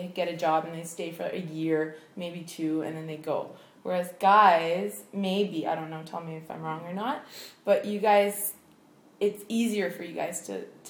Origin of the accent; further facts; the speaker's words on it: New Brunswick, Canada; now in China; I'm from New Brunswick.